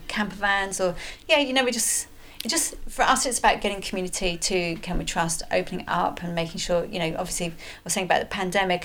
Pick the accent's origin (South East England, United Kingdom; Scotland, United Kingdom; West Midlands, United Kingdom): Scotland, United Kingdom; Edinburgh; I was born in Edinburgh